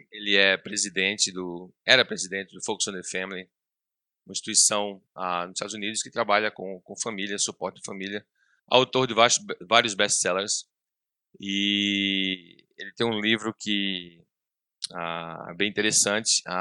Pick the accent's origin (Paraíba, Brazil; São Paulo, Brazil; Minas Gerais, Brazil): Paraíba, Brazil; eu sou, sou paraibano de coração, Sou filho de, filho de pernambucanos. Ah, meu, pai, é meu pai é ministro do Evangelho, ah, lá em João Pessoa.